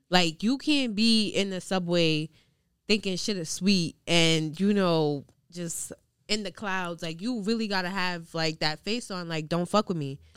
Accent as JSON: {"language": "English", "town": "New York City", "region": "New York", "country": "United States", "tie": "born or raised there", "also_born_or_lived": "Long Island", "said": "growing up in Queens and then going to like Long Island"}